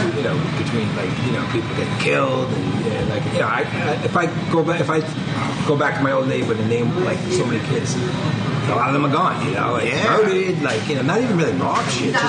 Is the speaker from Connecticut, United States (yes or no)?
no; New York, United States; accent: New York; Growing up in Brooklyn